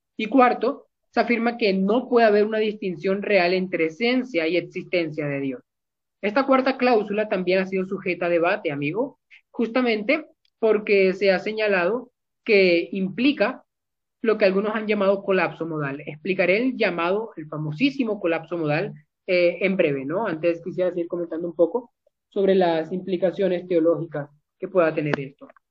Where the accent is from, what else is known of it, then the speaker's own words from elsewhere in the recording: Barranquilla, Atlántico, Colombia; soy de Colombia, de Barranquilla específicamente